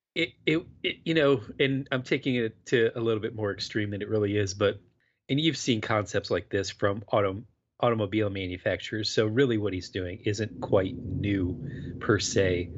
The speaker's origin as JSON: {"language": "English", "region": "Florida", "country": "United States", "tie": "born or raised there", "moved": "yes", "said": "I was growing up in Florida"}